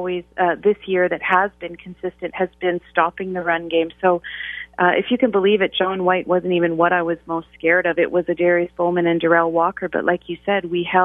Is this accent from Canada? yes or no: yes; Western Canada, Canada; now in Ottawa, Canada; I'm from Western Canada